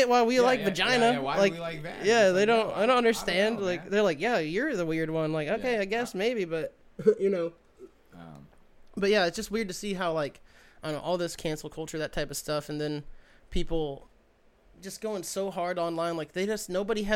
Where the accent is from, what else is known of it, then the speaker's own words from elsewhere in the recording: Kansas, United States; moved away as an adult; I grew up in Kansas